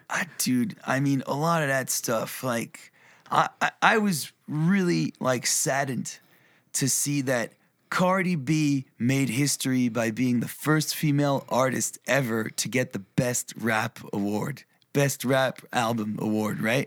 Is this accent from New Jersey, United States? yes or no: no; New York, United States; moved away; also born or lived in Europe / Berlin, Germany / Tennessee; I was born, raised in New York